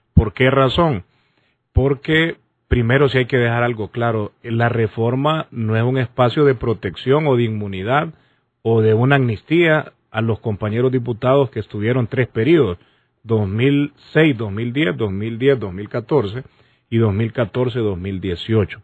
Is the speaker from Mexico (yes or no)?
no; Honduras; nosotros como hondureños